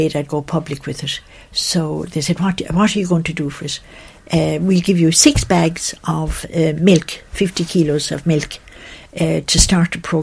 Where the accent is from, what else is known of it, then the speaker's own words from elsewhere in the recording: Kilfenora, County Clare, Ireland; moved away as an adult; also born or lived in Ethiopia; I'm from County Clare, Kilfenora, where I was born. I went to school in Kilfenora